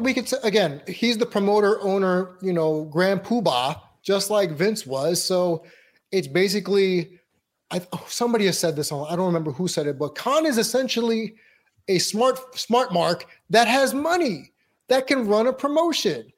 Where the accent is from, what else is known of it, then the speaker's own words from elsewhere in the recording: New York City, New York, United States; Queens, New York, my hometown